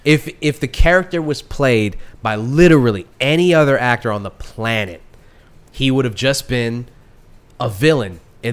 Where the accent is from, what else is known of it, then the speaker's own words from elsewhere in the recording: United States; I'm an American